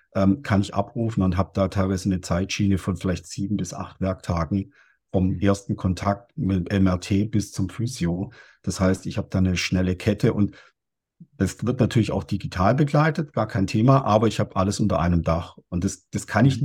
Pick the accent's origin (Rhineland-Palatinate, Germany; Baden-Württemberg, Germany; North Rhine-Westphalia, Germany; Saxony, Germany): Baden-Württemberg, Germany; Stuttgart; ich komme ja aus, aus Stuttgart